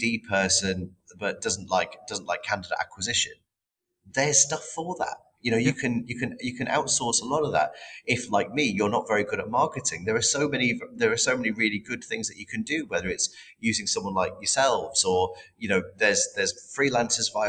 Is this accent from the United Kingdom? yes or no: yes; United Kingdom; we're not very good as British people